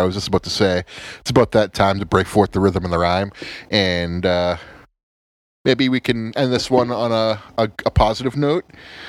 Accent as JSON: {"language": "English", "country": "United States", "said": "We're American. We're all American boys."}